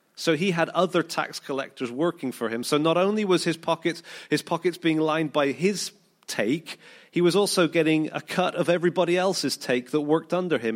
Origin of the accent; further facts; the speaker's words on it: United Kingdom; we're, we're British, most of us